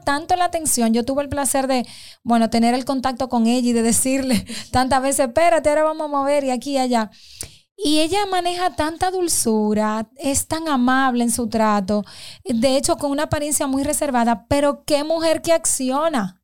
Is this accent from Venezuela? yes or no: no; Dominican Republic; como mujer y como dominicana